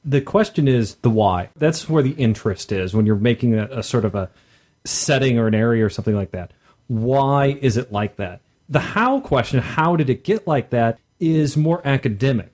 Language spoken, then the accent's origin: English; Midwest, United States; being a Midwesterner